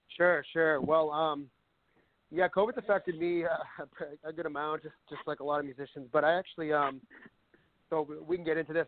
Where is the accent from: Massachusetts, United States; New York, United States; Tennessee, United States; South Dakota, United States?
Massachusetts, United States; Northborough; I was born and raised in Massachusetts, and uh, I bounced around a little bit, but I mostly grew up in a town called Northborough, which is kind of central part of the state.